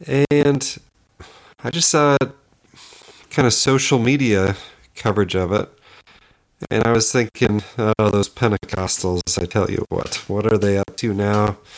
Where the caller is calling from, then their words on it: Piedmont, Oklahoma, United States; I'm podcasting from Piedmont, Oklahoma, where it was 74 degrees today and 24 degrees tomorrow.